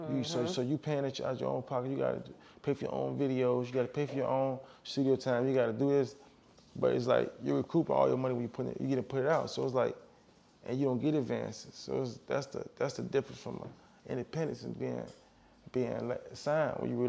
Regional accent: Chicago, Illinois, United States; I'm from Chicago

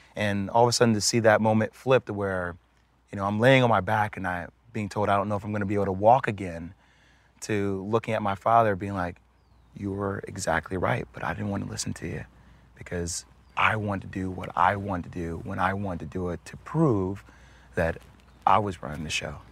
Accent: New Jersey, United States; I'm from Jersey

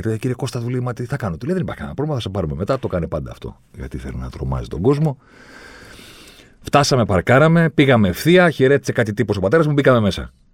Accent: Greece; Μου λέει από πού είσαι. Του λέω από την Ελλάδα

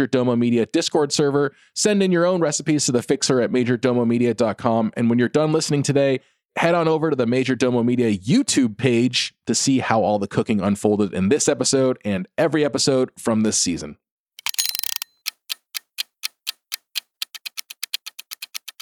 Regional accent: California, United States; as a Californian

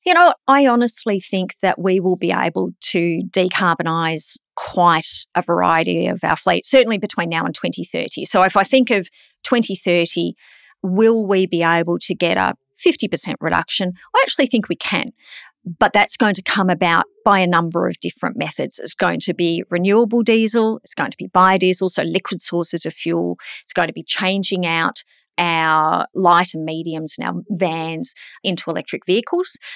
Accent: Queensland, Australia; I'm a Queenslander

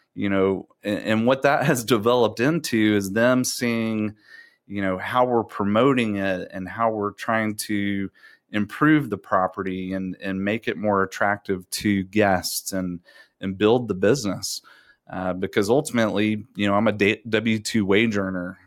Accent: Round Rock, Texas, United States; also born or lived in Abilene, Texas; grew up in Round Rock, Texas

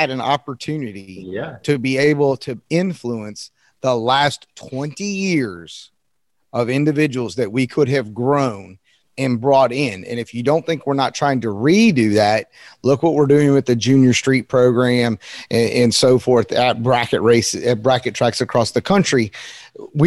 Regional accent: North Carolina, United States; I'm from North Carolina. I'm kind of a country kid

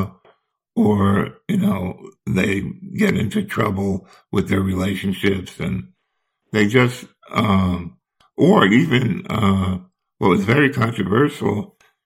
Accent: New Jersey, United States; in New Jersey, my home state.

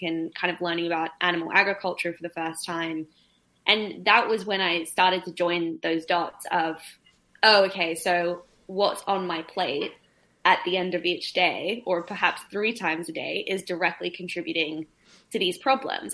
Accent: Australia; australia my home country

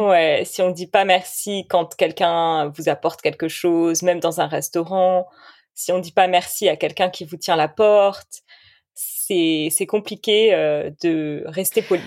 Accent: Bordeaux, Nouvelle-Aquitaine, France; je suis de Bordeaux

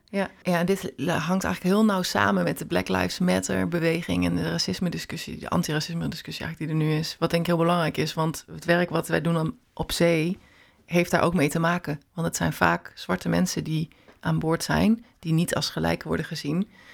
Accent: Netherlands; waar ik vandaan kom

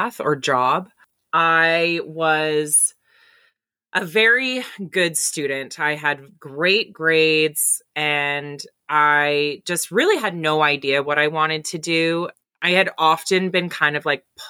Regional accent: Timmins, Ontario, Canada; also born or lived in Goderich, Ontario; now in Embro, Canada; I grew up in Timmins, Northern Ontario

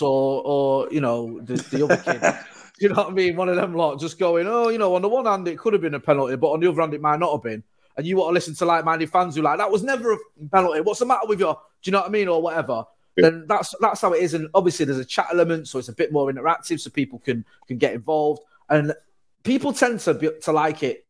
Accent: Manchester, North West England, United Kingdom; I'm from Manchester.

